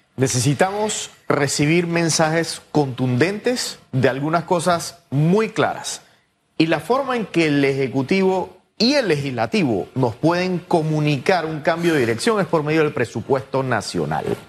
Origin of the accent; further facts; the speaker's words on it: Panama; como panameños